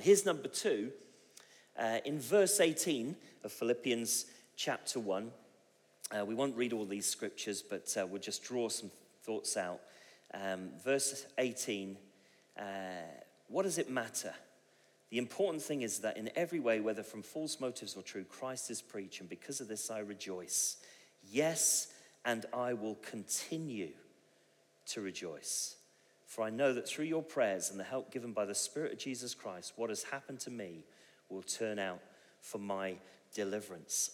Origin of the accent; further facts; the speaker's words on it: Bristol, South West England, United Kingdom; I come from Bristol